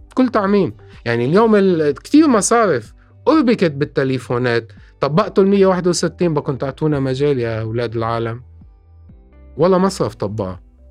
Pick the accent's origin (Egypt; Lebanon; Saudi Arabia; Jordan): Lebanon; نحن عندنا بلبنان